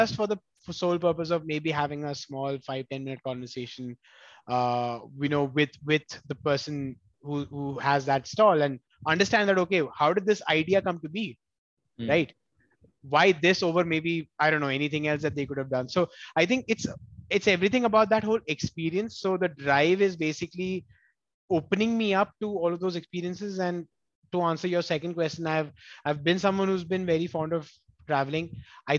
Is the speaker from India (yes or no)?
yes; Delhi, India; moved away as an adult; also born or lived in Kerala; now in Bangalore, India; I'm primarily from Kerala, have been born and brought up in Delhi, and now I'm in Bangalore for the past 2 years